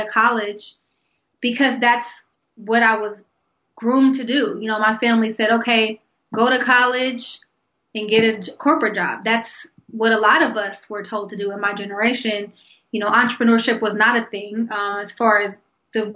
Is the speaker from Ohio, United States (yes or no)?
yes; Columbus, Ohio, United States; born and raised in Columbus, Ohio, and actually that's where I live now.